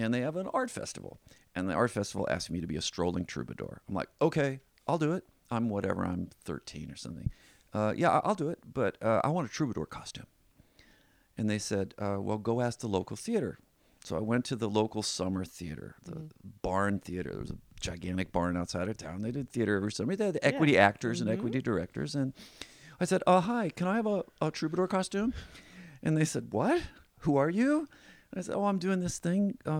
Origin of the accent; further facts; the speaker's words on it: Midwest, United States; also born or lived in Indiana; I was born in Indiana. We moved around the Midwest, all around the Midwest.